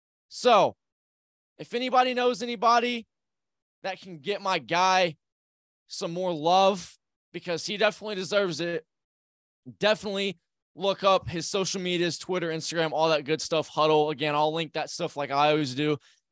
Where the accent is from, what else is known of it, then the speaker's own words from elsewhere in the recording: Indianapolis, Indiana, United States; really I'm from Indianapolis.